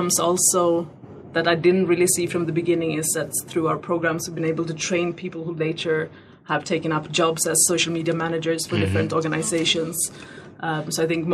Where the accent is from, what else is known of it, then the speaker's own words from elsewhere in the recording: Sweden; moved away as an adult; also born or lived in Paris, France; now in Ghana; I'm originally from Sweden in the cold north.